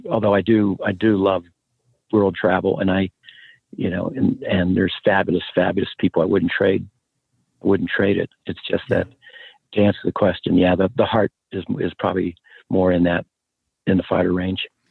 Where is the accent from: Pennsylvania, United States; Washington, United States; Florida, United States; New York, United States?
Pennsylvania, United States; moved away as an adult; I'm from a small coal mining town in Steeltown in Pennsylvania, and uh, Western Pennsylvania, outside a couple hours from Pittsburgh